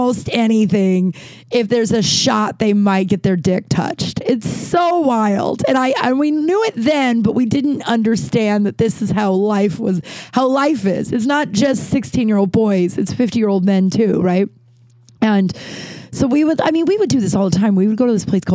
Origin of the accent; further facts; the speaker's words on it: Littleton, Colorado, United States; We grew up in Littleton, which was like a suburb of Denver